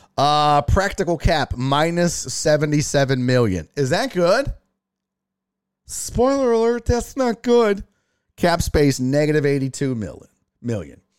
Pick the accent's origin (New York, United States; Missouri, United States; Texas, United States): Texas, United States; Houston; I'm from Houston, Texas, man. Born and raised